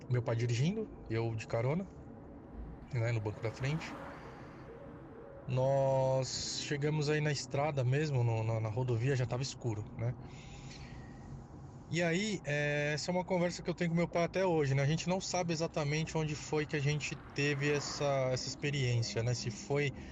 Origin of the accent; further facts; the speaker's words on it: São Paulo, Brazil; Sou …, sou aqui de São Paulo